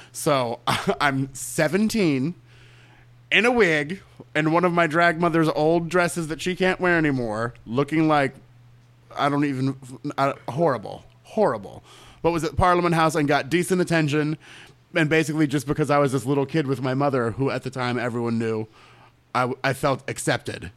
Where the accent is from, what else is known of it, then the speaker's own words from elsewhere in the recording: Orlando, Florida, United States; Born and raised in Orlando